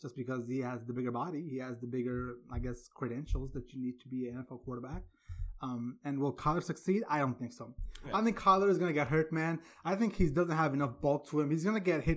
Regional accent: Columbus, Ohio, United States; my hometown of Columbus, Ohio

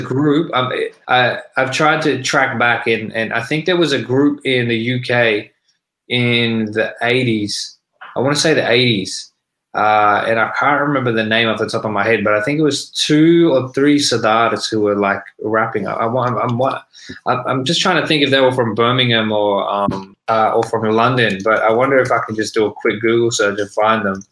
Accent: Sydney, New South Wales, Australia; also born or lived in Melbourne; I was born and raised in Sydney

